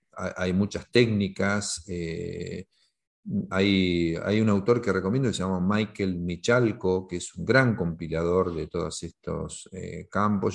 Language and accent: Spanish; Argentina; implementar el primer sistema de equipos autogestionados en mi país eh, en 1988 en Argentina